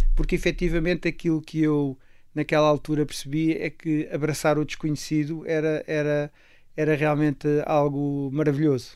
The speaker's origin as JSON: {"language": "Portuguese", "town": "Castelo Branco", "region": "Centro", "country": "Portugal", "tie": "born or raised there", "said": "a minha infância foi muito passada com os meus avós maternos no campo e, portanto. Em que campo? Eh, em Castelo Branco"}